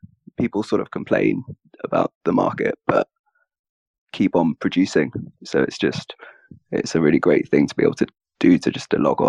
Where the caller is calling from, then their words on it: London, United Kingdom; I'm calling from London in the UK.